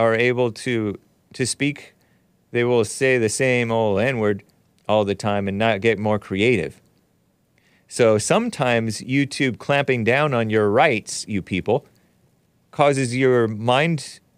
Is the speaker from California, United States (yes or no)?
yes; San Gabriel Valley, California, United States; I'm from San Gabriel Valley, too.